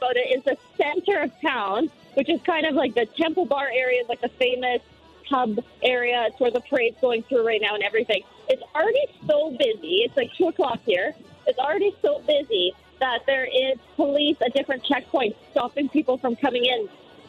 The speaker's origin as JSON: {"language": "English", "country": "Canada", "moved": "yes", "lives_now": "Ireland", "said": "I'm Canadian"}